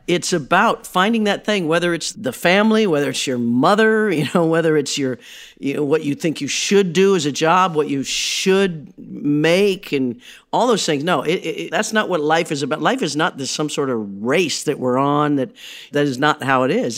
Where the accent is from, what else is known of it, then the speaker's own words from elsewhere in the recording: Midwest, United States; I grew up in the Midwest